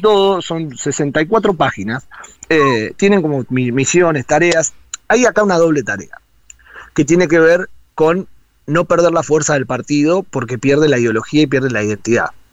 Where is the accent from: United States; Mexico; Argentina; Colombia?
Argentina; soy el cuarto argentino en entrar o el quinto argentino en entrar